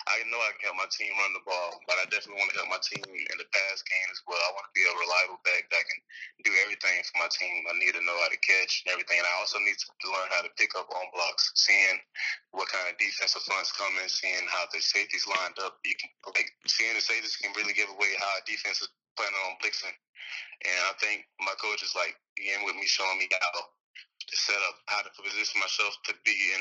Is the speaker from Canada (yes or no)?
no; Florida, United States; I'm from Florida